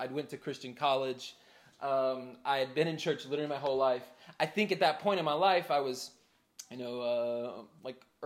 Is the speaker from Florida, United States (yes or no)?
no; Charlotte, North Carolina, United States; I grew up in Charlotte